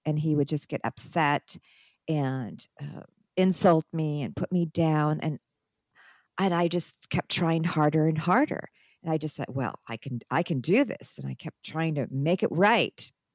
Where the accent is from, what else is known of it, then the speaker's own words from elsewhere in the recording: United States; moved away as an adult; also born or lived in Lebanon; I'm in my own country